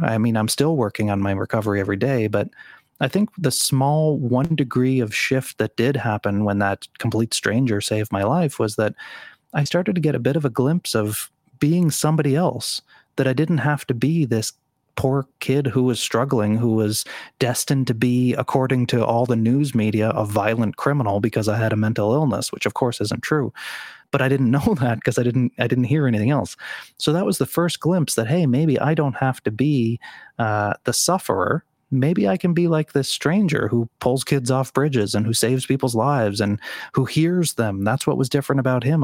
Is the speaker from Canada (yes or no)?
yes; Sydney, Nova Scotia, Canada; moved away as an adult; my, uh, small hometown of Sydney, Nova Scotia